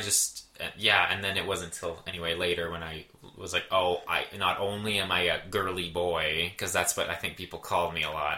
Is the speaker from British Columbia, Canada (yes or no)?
no; Brantford, Ontario, Canada; born or raised there; moved away